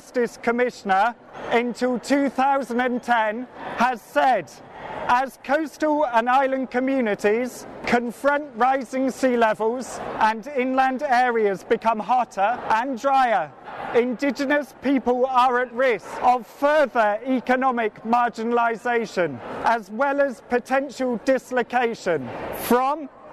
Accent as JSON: {"language": "English", "country": "United Kingdom", "said": "We're here as British people"}